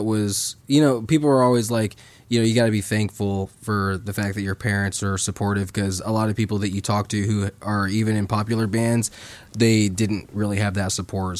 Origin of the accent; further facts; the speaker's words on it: St. Joseph, Missouri, United States; Well, what's crazy is we're homeschooled from St. Joseph, Missouri.